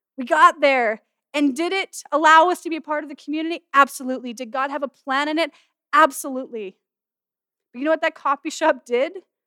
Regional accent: Castlegar, British Columbia, Canada; also born or lived in Manitoba; I'm from Castlegar where we are

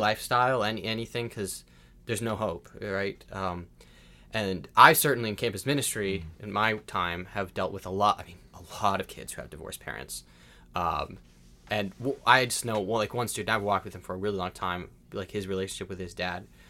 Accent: United States; I'm an American

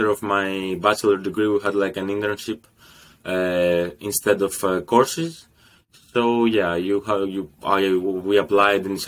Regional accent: Greece; moved away as an adult; now in Rotterdam, Netherlands; I'm from Greece, studying here in the Netherlands, in Rotterdam

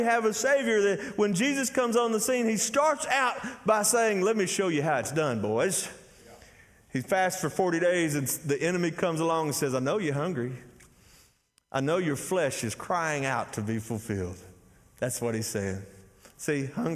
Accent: Athens, Texas, United States; I'm from Athens, Texas

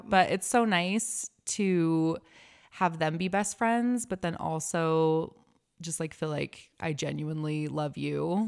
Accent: Lehi, Utah, United States; I was raised in Lehigh

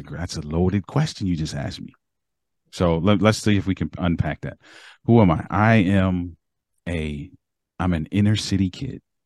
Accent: Baltimore, Maryland, United States; moved away; I'm from Maryland

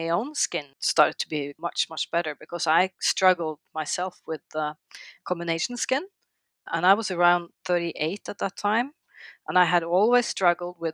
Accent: Norway; also born or lived in The Hague, Netherlands; I'm from Norway.

